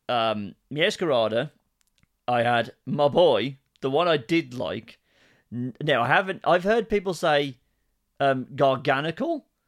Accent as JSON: {"language": "English", "country": "United Kingdom", "said": "we are British"}